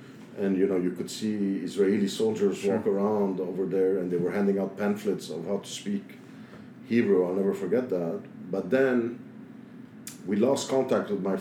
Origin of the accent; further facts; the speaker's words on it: Beirut, Beirut Governorate, Lebanon; now in New York, United States; here I was, a West Beiruti